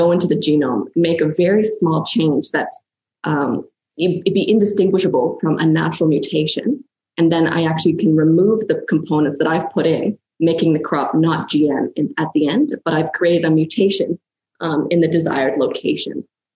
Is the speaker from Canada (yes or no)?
yes; Canada; moved away as an adult; now in Australia; I'm actually a Canadian who moved out to Australia to do my PhD